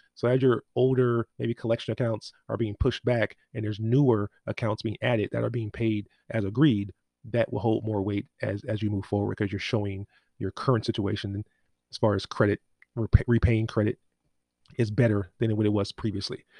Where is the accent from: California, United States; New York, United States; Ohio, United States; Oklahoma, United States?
California, United States; Inglewood; I grew up in Inglewood